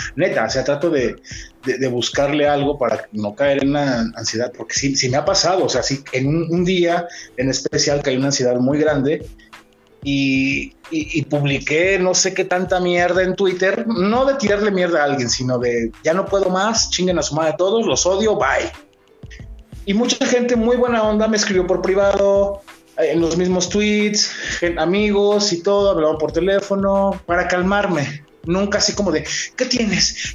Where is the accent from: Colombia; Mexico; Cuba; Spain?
Mexico; somos mexicanos